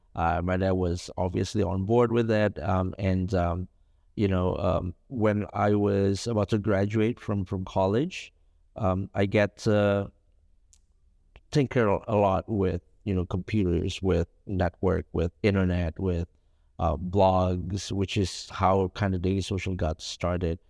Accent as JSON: {"language": "English", "region": "Jakarta", "country": "Indonesia", "tie": "born or raised there", "also_born_or_lived": "Solo, Central Java", "said": "my whole life, I grew up in, in Jakarta"}